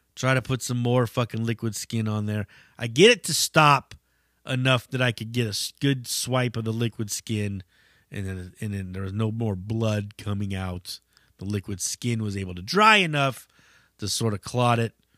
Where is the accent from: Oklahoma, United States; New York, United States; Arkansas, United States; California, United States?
California, United States; Bay Area; We're from the Bay Area